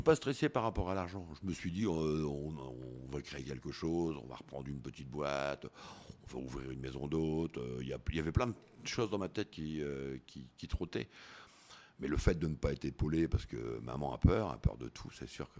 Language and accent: French; northern France, France; moved away as an adult; also born or lived in Koh Samui, Thailand; Alors nous, on est du Nord. C'est vrai que du Nord de la France